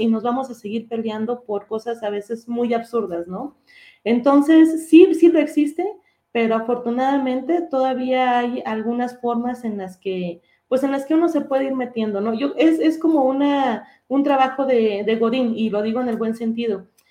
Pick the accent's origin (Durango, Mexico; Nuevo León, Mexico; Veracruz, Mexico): Durango, Mexico; moved away as an adult; now in Mexico City, Mexico; yo soy de Durango. Y ahí en Durango hice mi licenciatura en economía.